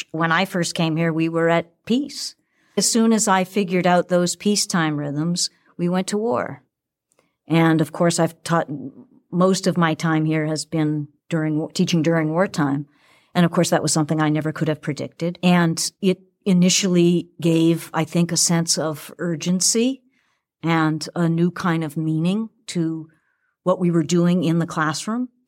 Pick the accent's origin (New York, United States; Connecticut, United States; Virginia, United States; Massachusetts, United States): Massachusetts, United States; Boston; In Boston.